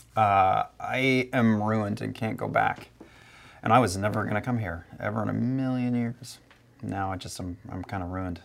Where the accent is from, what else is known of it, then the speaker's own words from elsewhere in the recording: New Jersey, United States; I was born and raised in Jersey